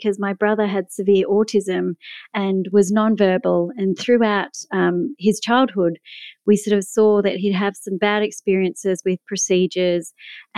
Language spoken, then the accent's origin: English; Melbourne, Victoria, Australia; you can probably tell from my accent that I'm from Melbourne, Australia.